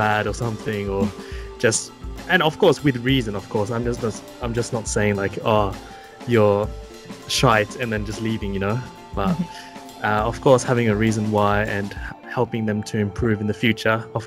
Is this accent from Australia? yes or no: yes; Australia; now in Japan; growing up in Australia